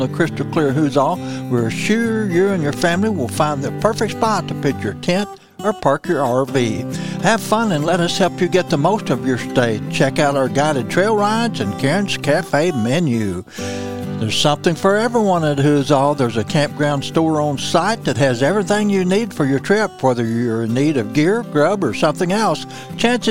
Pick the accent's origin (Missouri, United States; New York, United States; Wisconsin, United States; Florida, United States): Missouri, United States; Missouri Bootheel, United States; now in Ozarks, Missouri, United States; I'm from the Missouri Boot Hill, phenomenal dove hunting down there. I grew up